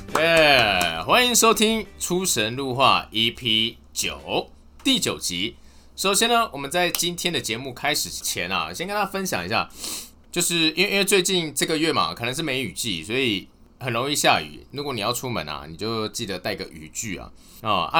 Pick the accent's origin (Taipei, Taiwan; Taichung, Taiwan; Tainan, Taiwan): Taipei, Taiwan; moved away as an adult; also born or lived in Chiayi; 因为我是台北人啊，我台北一直到大学的时候，大学的时候是到嘉义市，呃，嘉义这边念书